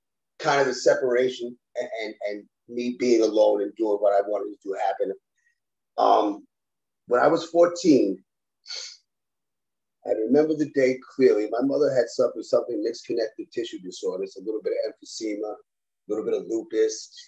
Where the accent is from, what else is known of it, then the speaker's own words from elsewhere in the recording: New York City, New York, United States; now in Florida, United States; I grew up in the Bronx.